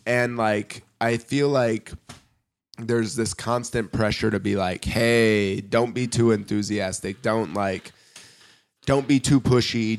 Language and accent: English; Indiana, United States; moved away as an adult; now in Germany; growing up in Indiana